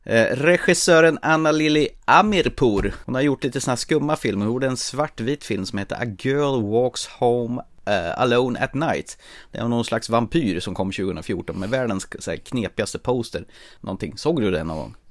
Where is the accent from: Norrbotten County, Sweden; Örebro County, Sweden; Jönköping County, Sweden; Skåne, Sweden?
Örebro County, Sweden; Närke; jag är ju från Närke